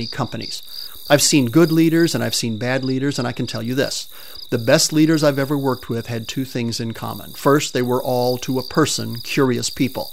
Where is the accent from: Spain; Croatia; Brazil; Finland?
Spain; moved away; I grew up in Spain